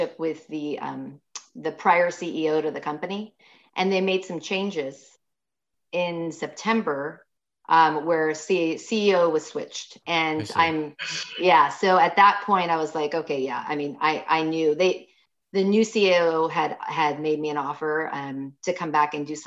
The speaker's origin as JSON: {"language": "English", "area": "Silicon Valley", "region": "Northern California", "country": "United States", "moved": "as an adult", "lives_now": "Sacramento, United States", "said": "I come from Silicon Valley. I'm from Northern California, right?"}